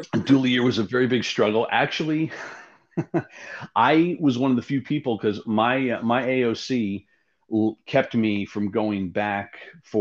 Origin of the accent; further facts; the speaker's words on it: Yonkers, New York, United States; moved away as an adult; also born or lived in Omaha; I was born and raised in Yonkers, which is just north of the city